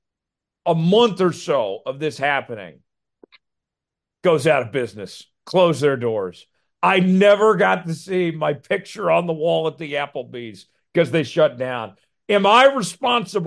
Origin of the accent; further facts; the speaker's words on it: Broken Arrow, Oklahoma, United States; my hometown, Broken Arrow